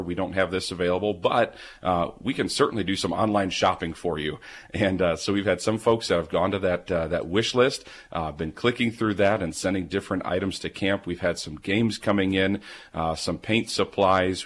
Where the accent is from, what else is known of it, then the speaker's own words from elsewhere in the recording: Milwaukee, Wisconsin, United States; now in Hillsboro, United States; Growing up in Milwaukee